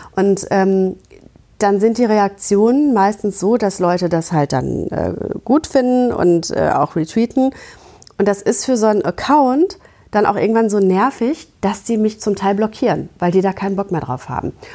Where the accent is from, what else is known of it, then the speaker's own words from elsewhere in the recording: Gütersloh, North Rhine-Westphalia, Germany; ich komme aus Gütersloh